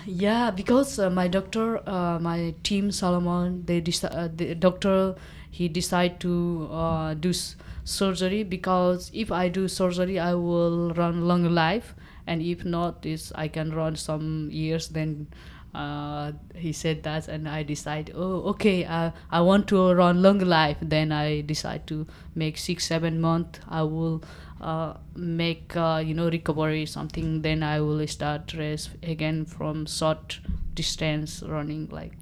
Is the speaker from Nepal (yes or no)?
yes; eastern Nepal, Nepal; first language Nepali; English is a second language; I grew up, it's very remote area, uh, of, uh, Nepal. There, uh, east of Nepal